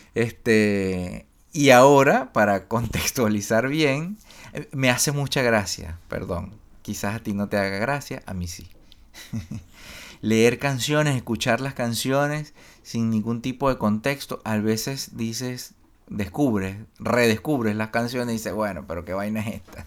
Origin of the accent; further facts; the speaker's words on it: Barquisimeto, Lara, Venezuela; moved away as an adult; yo me fui de la, de de Barquisimeto, de mi casa, qué sé yo, a los 20 años, 19 por ahí